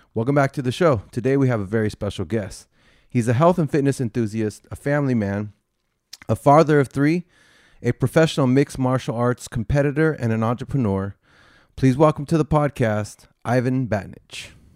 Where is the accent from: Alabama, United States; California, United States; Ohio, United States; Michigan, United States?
California, United States; San Jose; I grew up on the east side, mm-hmm. but since my parents didn't want me to get involved in the gangs and all right. that, they sent me to private school. And there was only one private school in the entire east side of San Jose